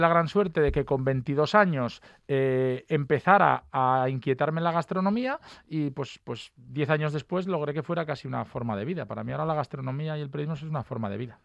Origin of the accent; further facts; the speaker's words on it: Mieres, Asturias, Spain; Yo estudiaba en Turón, soy de Mieres